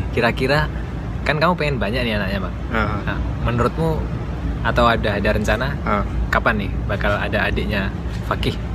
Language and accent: Indonesian; Sumatra, Indonesia; karena kan kita asalnya dari Sumatera gitu